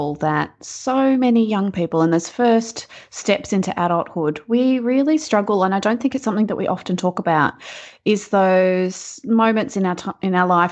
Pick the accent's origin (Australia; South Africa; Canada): Australia; rural New South Wales; also born or lived in Box Hill, Melbourne, Victoria; now in Melbourne, Australia; where I actually grew up is rural New South Wales on a farm